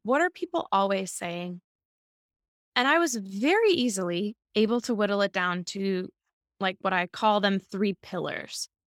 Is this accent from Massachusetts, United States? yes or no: yes; Massachusetts, United States; now in New York City, United States; I am a New York City living actor and voiceover artist. I'm originally from Massachusetts.